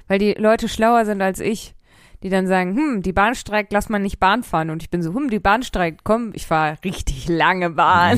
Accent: Ruhr area, North Rhine-Westphalia, Germany; ich komme aus dem Ruhrgebiet

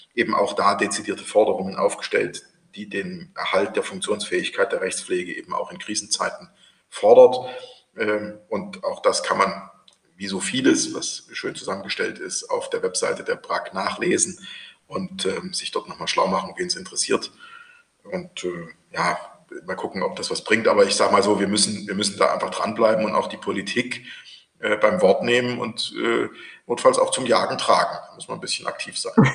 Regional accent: Thuringia, Germany; als Thüringer

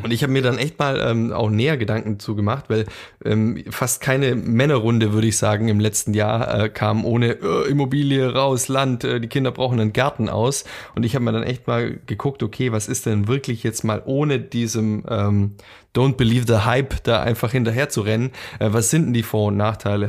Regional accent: near Ulm, Swabia, Baden-Württemberg, Germany; moved away as an adult; now in Düsseldorf, Germany; in der Nähe vom schwäbischen Ulm groß geworden bin

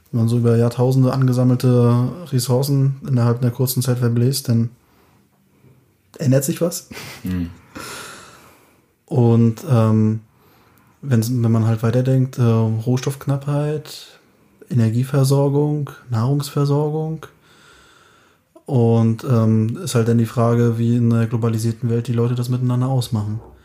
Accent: Anklam, Mecklenburg-Vorpommern, Germany; moved away; bin ja aus Anklam, da sind wir ein bisschen hin und her gezogen, hier

